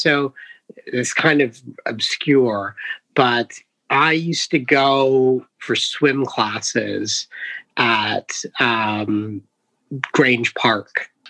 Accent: Toronto, Ontario, Canada; I mean, I grew up downtown. My parents split up when I was quite young.

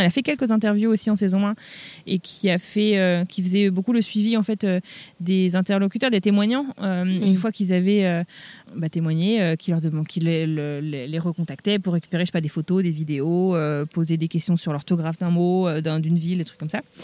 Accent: France; moved away as an adult; now in United States; ça fait 15 ans que je suis partie de, que je suis partie de France

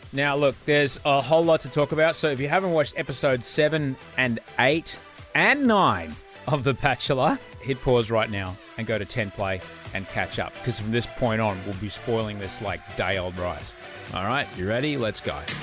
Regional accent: Brisbane, Queensland, Australia; moved away; also born or lived in United States / Sydney; I grew up in Brisbane

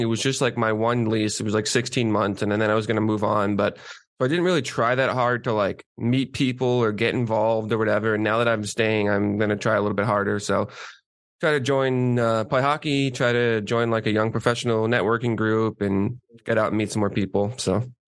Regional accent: South Shore, Massachusetts, United States; born or raised there

